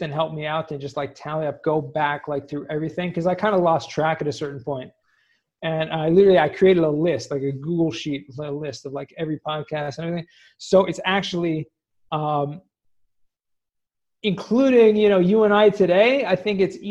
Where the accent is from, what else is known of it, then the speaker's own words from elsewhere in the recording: Los Angeles, California, United States; moved away as an adult; also born or lived in San Diego / Israel; I grew up in Southern California in Los Angeles, San Fernando Valley, if anyone knows where that is, Woodland Hills